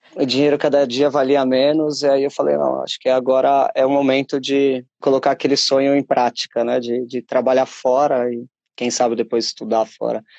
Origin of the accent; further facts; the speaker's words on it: Brazil; moved away as an adult; now in Portugal; percebem o sotaque falam, ah, é, és brasileiro. Falo, Sim